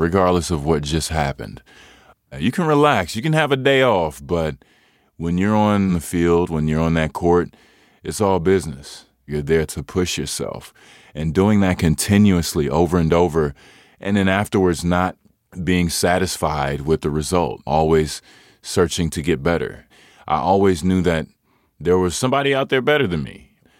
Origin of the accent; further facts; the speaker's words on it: Hutchins, Texas, United States; I am originally from Hutchins, Texas